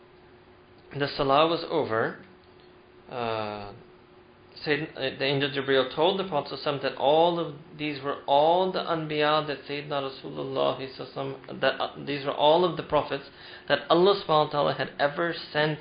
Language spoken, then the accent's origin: English; United States; all the Jews and Christians we grew up in America